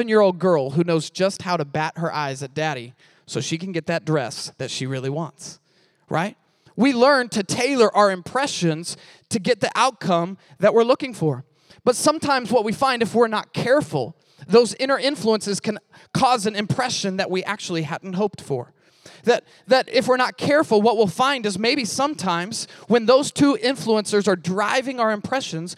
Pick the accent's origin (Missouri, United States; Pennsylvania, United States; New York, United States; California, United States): Missouri, United States; I'm from Missouri